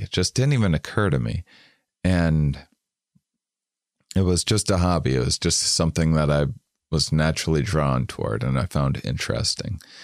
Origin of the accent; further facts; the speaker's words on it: Wisconsin, United States; I'm from Wisconsin